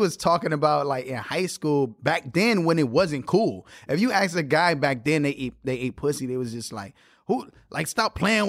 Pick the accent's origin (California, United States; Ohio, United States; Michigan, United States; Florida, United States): Florida, United States; Miami; I'm from Miami.